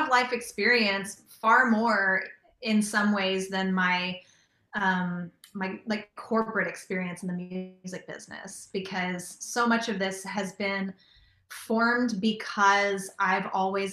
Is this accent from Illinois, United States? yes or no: no; Southern California, United States; moved away as an adult; also born or lived in Nashville; I grew up in Southern California